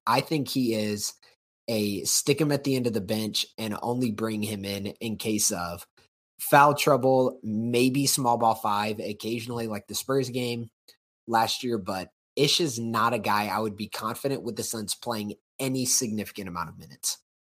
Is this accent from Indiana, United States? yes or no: yes; Indiana, United States; moved away; my home state